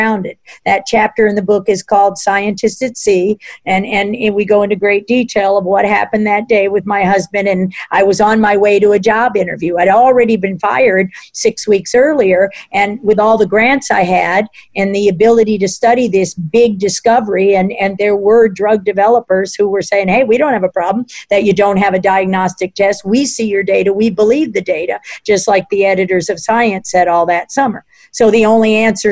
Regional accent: Washington, District of Columbia, United States; I grew up in Washington, D.C.

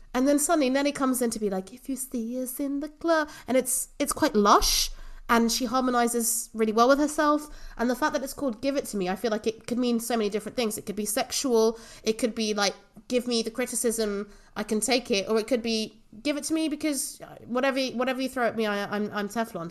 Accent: England, United Kingdom; growing up in England

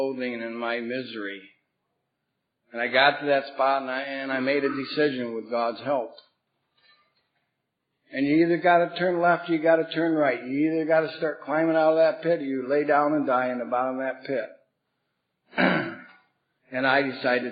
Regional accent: Bath, New York, United States; I come from Bath, New York. It's a small rural town in upstate New York

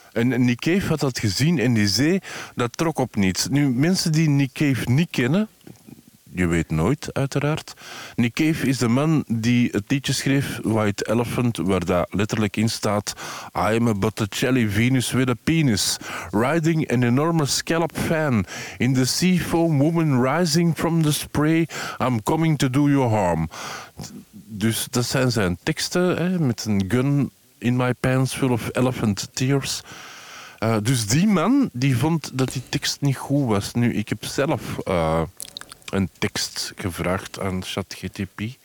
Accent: Antwerp, Flanders, Belgium; omdat ik van Antwerpen ben.

